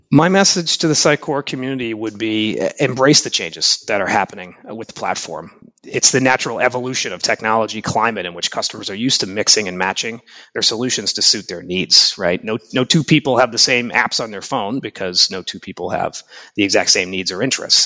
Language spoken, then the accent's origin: English; Boston, Massachusetts, United States; also born or lived in Japan; I've been living in, in and around Boston, Massachusetts most of my life, apart from a few years working in Japan as an English teacher and traveling